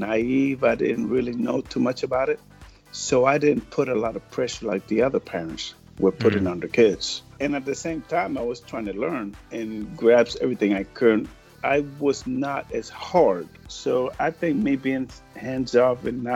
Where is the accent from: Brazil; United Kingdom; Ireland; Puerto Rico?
Puerto Rico; moved away; I'm originally from Puerto Rico.